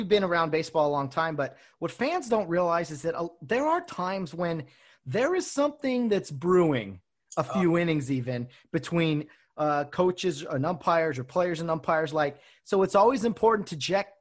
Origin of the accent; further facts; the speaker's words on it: Glendora, California, United States; I was from Glendora